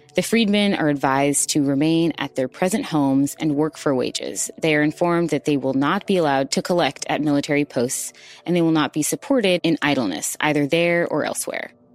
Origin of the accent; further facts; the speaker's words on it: Houston, Texas, United States; I'm originally from Houston, Texas, and I'm also from Third Ward